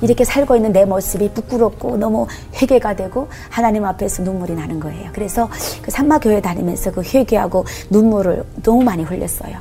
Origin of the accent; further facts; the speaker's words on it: North Korea; moved away as an adult; also born or lived in China; now in South Korea; 북한에서 살 때도